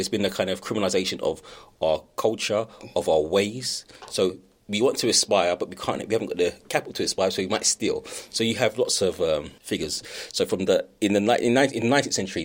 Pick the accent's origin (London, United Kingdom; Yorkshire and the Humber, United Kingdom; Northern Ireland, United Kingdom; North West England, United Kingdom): London, United Kingdom; going to a different part of London at the age I was